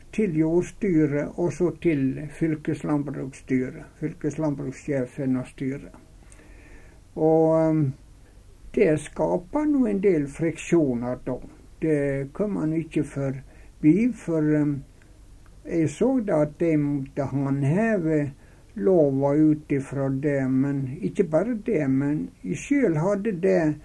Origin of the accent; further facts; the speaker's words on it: Runde, Møre og Romsdal, Norway; moved away as an adult; now in Fosnavåg, Norway; Og så var jeg veldig glad i heimbygda mi, så det kunne tenkes at det jeg ville lagt inn på og bygd på Runde